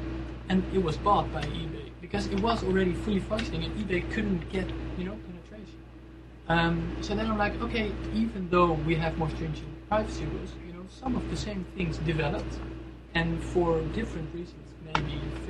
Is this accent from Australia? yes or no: no; Netherlands; now in Aruba; I'm originally from the Netherlands